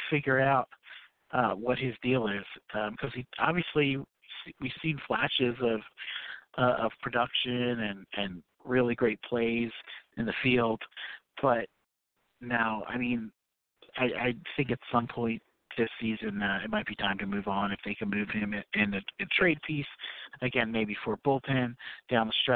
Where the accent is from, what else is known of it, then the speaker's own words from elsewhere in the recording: Philadelphia, Pennsylvania, United States; moved away as an adult; also born or lived in Washington, D.C.; born and raised in Philly